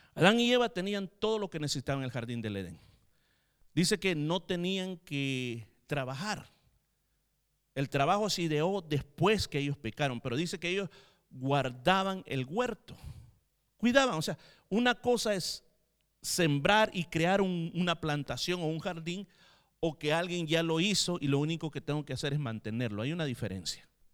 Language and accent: Spanish; El Salvador; moved away